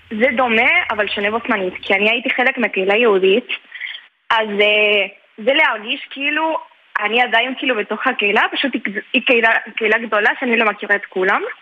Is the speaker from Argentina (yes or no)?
yes; Córdoba, Argentina; now in Israel; אני גדלתי בקורדובה, בקורדובה.